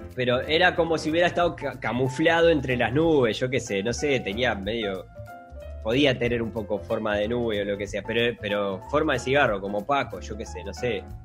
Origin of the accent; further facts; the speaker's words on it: Uruguay; nosotros como uruguayos